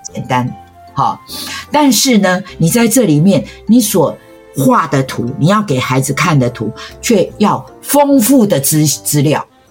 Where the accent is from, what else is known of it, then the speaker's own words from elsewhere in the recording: Taiwan; 我们台湾人